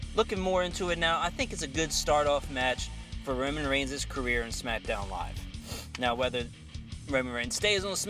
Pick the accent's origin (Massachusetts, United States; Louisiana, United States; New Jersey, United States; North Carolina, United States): North Carolina, United States; Outer Banks; we are two guys from the Outer Banks